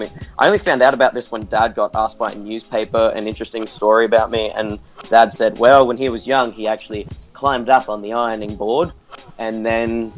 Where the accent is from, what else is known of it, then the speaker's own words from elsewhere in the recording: Brisbane, Queensland, Australia; I'm 25 and I'm a tricker from Brisbane, Australia